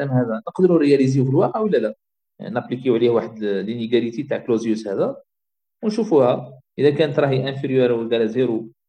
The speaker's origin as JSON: {"language": "Arabic", "country": "Algeria", "said": "احنا الجزائر كبلد اعتمدت على لا رونت بتروليير"}